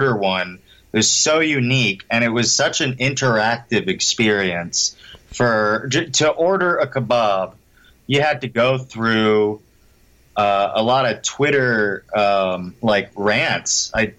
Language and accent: English; Portland, Oregon, United States; moved away as an adult; now in Los Angeles, United States; I was born in Los Angeles, but my mom moved to Portland when I was about 3 years old. So I don't really remember growing up here, uh-huh. Obviously. But I've always felt it. Like, I've always visited Los Angeles while growing up in Oregon